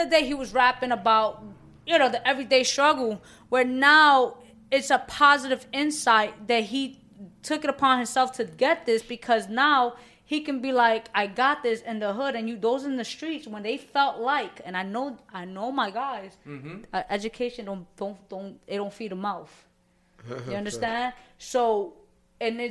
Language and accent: English; New York City, New York, United States; I'm a Latina from the Bronx